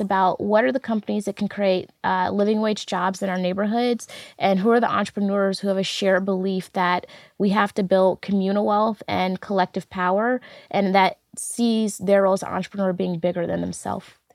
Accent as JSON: {"language": "English", "town": "St. Louis", "region": "Missouri", "country": "United States", "tie": "born or raised there", "said": "I'm a Saint Louis native, was born and raised in North Saint Louis City, across the street from Fairground Park"}